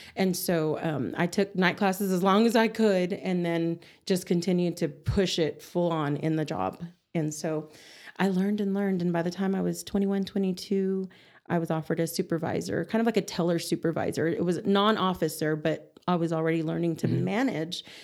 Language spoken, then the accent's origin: English; Amarillo, Texas, United States; also born or lived in Clovis, New Mexico; grew up in Amarillo